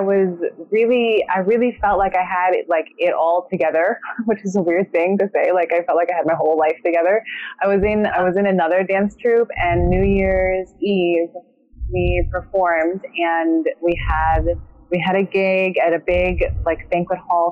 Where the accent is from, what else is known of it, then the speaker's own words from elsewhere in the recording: Cleveland, Ohio, United States; moved away; also born or lived in San Francisco; I'm from Cleveland, okay? And I lived in San Francisco